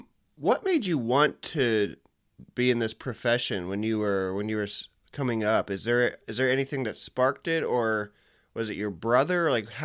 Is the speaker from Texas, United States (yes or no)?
no; Muscatine, Iowa, United States; His brother ran the Muscatine Journal, and I grew up in Muscatine.